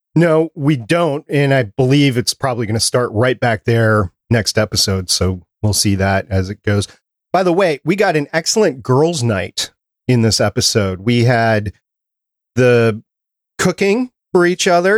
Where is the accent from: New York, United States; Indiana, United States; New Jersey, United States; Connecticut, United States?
New York, United States; New York City; I was born in Brooklyn